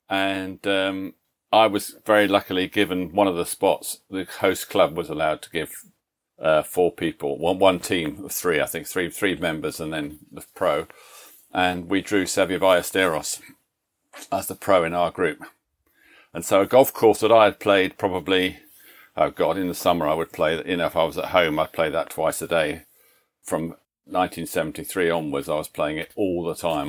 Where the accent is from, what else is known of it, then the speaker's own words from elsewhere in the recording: Leicester, East Midlands, United Kingdom; That's my hometown, Leicester in England